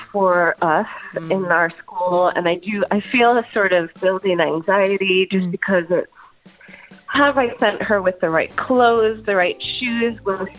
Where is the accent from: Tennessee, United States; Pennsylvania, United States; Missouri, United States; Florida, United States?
Pennsylvania, United States; moved away; So I grew up in Pennsylvania for the most part.